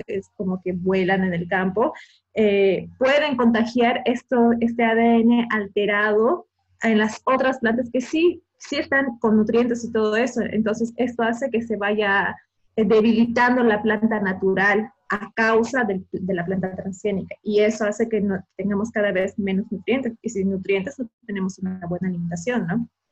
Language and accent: Spanish; Bolivia